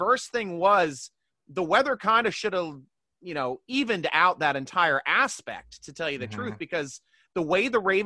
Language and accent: English; Baltimore, Maryland, United States; I'm from the Baltimore area